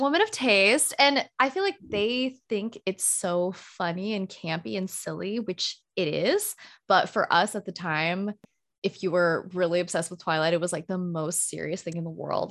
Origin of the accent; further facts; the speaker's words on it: United States; I, as a Filipino American